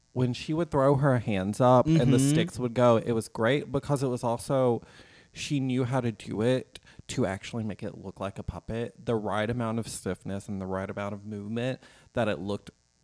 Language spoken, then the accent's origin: English; Alabama, United States; I'm from Alabama